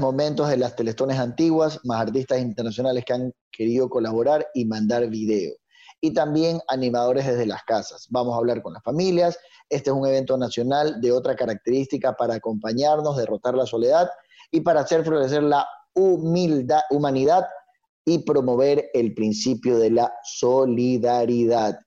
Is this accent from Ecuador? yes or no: yes; Ecuador; tenemos que trabajar como, como, ecuatorianos